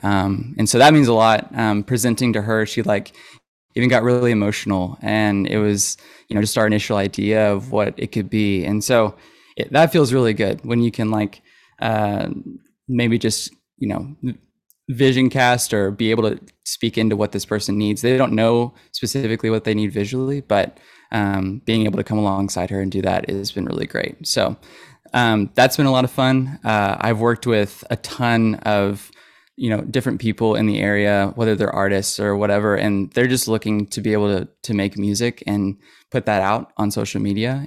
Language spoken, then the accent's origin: English; Fayetteville, Arkansas, United States; I grew up in Fayetteville